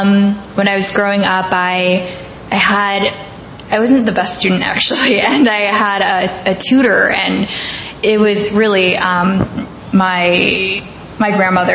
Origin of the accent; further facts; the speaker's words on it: New York City, New York, United States; So I grew up in Queens, and my grandmother was in the union. And then my mother was also a garment worker, but she came in the mid-1980s.